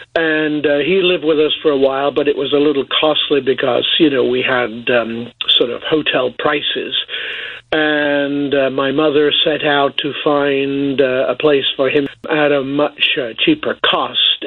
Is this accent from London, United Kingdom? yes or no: no; Boston, East Midlands, United Kingdom; moved away; my family were living in uh, Boston, England